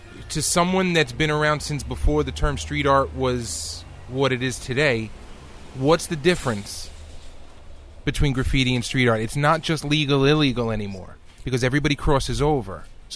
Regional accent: New York City, New York, United States; I'm from Brooklyn.

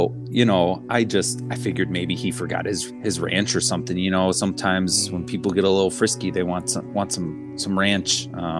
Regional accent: Wisconsin, United States; moved away; Oh yeah, I'm a transplant up here. I came from Wisconsin. My parents came over to the dark side.

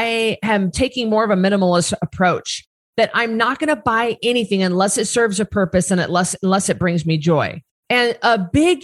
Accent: Northern Idaho, United States; now in Boise, United States; I grew up in Northern Idaho, where we were surrounded by timber, by property, by trees, hundreds of acres.

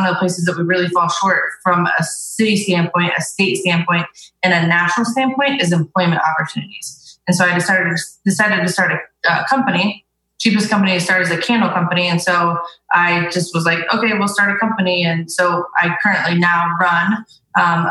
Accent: Columbus, Ohio, United States; So I've always been in Columbus. I grew up in Columbus.

